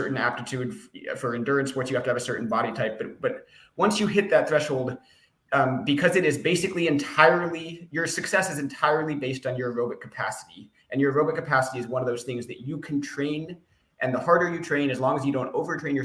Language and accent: English; Aspen, Colorado, United States; I grew up in Aspen